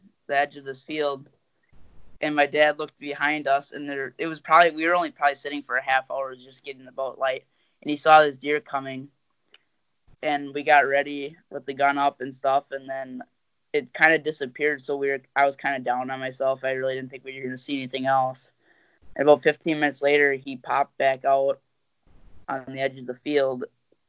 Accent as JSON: {"language": "English", "region": "Wisconsin", "country": "United States", "said": "I'm from Wisconsin"}